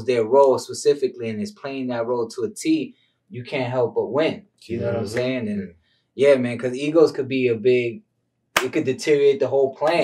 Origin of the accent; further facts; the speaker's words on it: New York, United States; also born or lived in Tampa, Florida; now in Los Angeles, United States; I came from New York originally